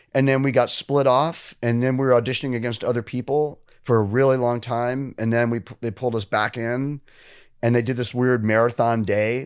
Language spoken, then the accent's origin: English; New York, United States; moved away as an adult; I was from New York